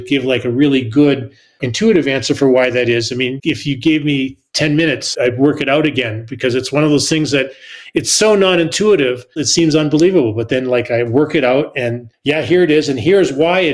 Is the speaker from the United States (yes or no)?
no; Canada; I'm Canadian